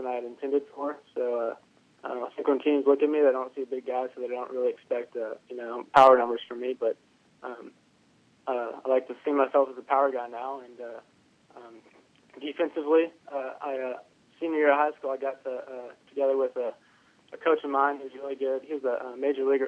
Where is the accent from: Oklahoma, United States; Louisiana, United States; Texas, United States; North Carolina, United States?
Texas, United States; Houston; I grew up in the Houston area